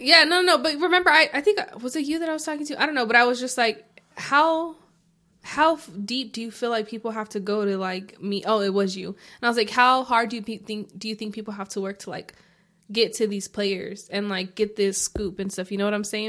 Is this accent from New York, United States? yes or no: no; Arizona, United States; I'm from Arizona